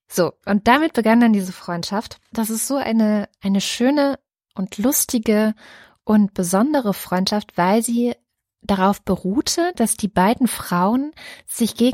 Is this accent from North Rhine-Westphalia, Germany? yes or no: no; Baden-Württemberg, Germany; also born or lived in Saxony-Anhalt; Also ich bin irgendwo in Sachsen-Anhalt geboren, habe da die ersten sieben Jahre meines Lebens verbracht mit diesen Jungs und so weiter und das war auch total nett. Bin dann gesetzt worden nach Baden-Württemberg, habe da die nächsten 13 Jahre meines Lebens verbracht